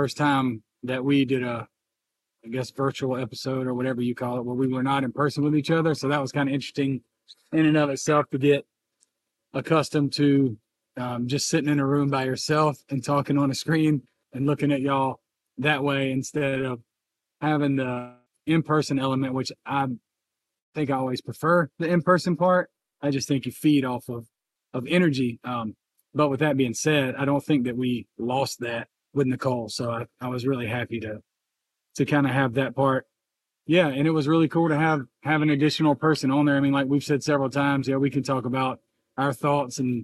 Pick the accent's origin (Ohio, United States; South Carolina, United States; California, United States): South Carolina, United States; North Augusta; my hometown, more or less, of North Augusta